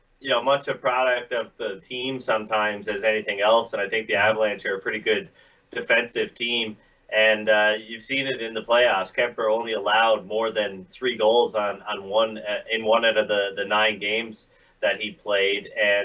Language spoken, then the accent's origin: English; Nova Scotia, Canada; now in Edmonton, Canada; although I do live in Edmonton and have for quite some time, I'm from Nova Scotia.